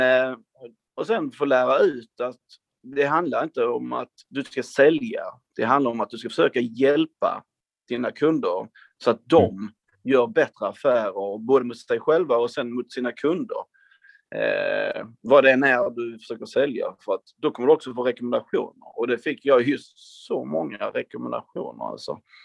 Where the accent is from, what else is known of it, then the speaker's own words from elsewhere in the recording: Hässleholm, Skåne, Sweden; jag är en kille från Skåne, precis som ni, från eh, Hässleholm mm. från början